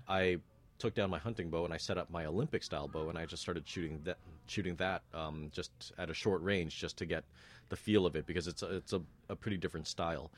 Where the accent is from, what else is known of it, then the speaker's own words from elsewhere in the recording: Toronto, Ontario, Canada; also born or lived in North York; born in North York, but raised in Scarborough